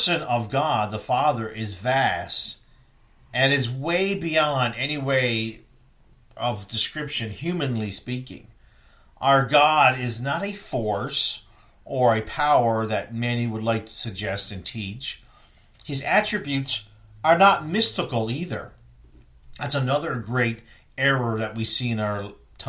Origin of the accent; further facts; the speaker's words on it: East Coast, United States; I grew up on the East Coast